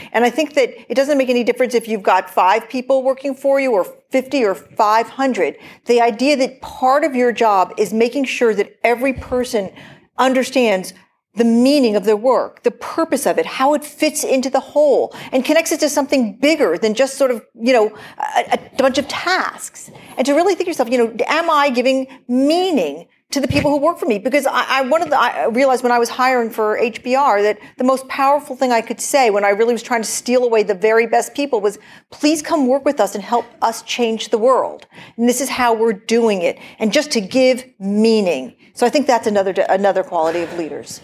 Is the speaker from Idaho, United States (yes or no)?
no; Portland, Oregon, United States; I'm from Portland, Oregon